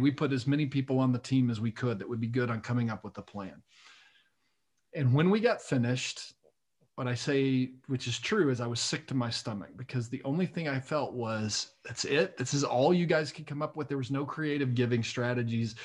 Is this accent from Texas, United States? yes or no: yes; Lubbock, Texas, United States; I was raised in Lubbock, Texas